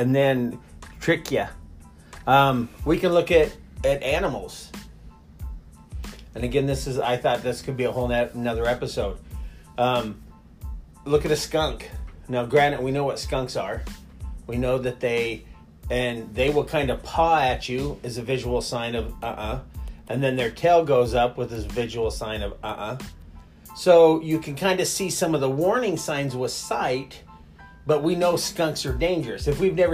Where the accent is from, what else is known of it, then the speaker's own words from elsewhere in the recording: Nebraska, United States; growing up in Nebraska